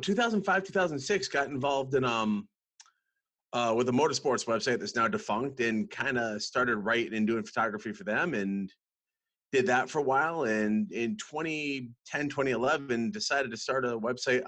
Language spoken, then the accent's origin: English; Western Massachusetts, United States; now in North Carolina, United States; I grew up in Western Massachusetts